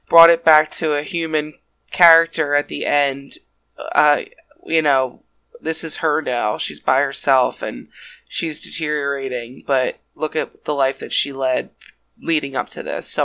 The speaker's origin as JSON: {"language": "English", "country": "Ireland", "said": "I'm Irish"}